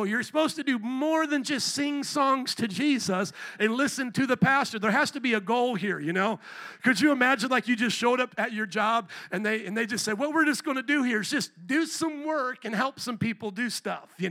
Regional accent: Fort Wayne, Indiana, United States; now in Chicago, United States; I came from Fort Wayne, Indiana, where all the kids, like the cool suburban kids, went and got Mountain Dew and ate at Taco Bell, and that was our thing.

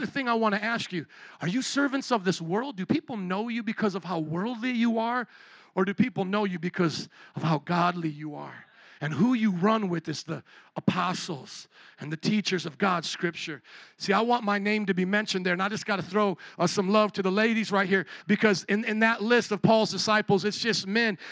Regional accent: United States; I'm proud of being an American

